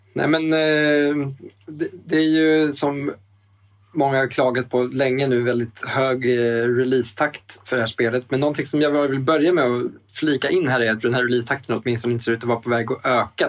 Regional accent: Eskilstuna, Södermanland, Sweden; now in Stockholm, Sweden; spelbutiken hemma i Eskilstuna. Vi bor ju båda i Stockholm

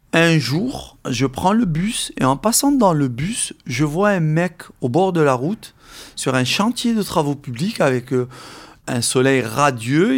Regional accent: Algeria; now in France; mes camarades de classe euh, avec qui j'ai grandi en Algérie

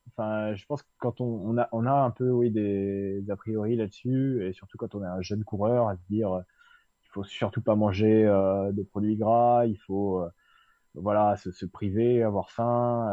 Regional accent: Suisse Normande, Orne, Normandy, France; là où j'ai grandi en Suisse normande, euh, un coin de, l'ouest du département de l'Orne

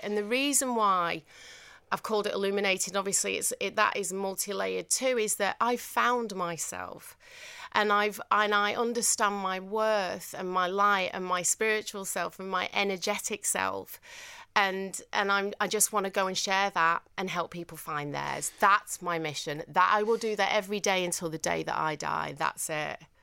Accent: Manchester, North West England, United Kingdom; accent: northern; I just did my northern accent, and they were like, "Sorry, where are you from?" And I said, "Manchester,"

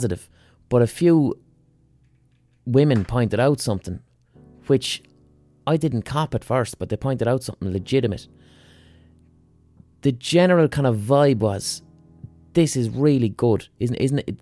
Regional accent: Limerick, Munster, Ireland; I'm from Limerick.

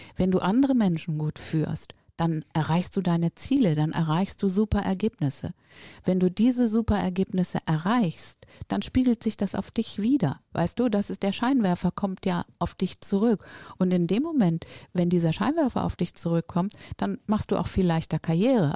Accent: Northern Germany, Germany; now in Düsseldorf, Germany; komme ich aus dem Norden

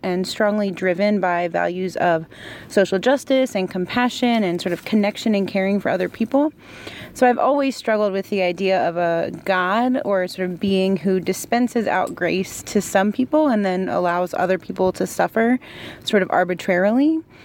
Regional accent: Baltimore, Maryland, United States; moved away as an adult; now in Lincoln, United States; I am originally from Baltimore, Maryland, but I'm currently living in Lincoln, Nebraska

